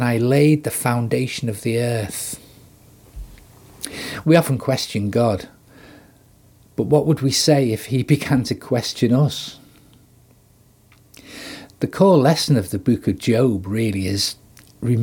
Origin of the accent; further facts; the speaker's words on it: Liverpool, North West England, United Kingdom; as a Scouser, it's in my DNA to make witty or sarcastic comments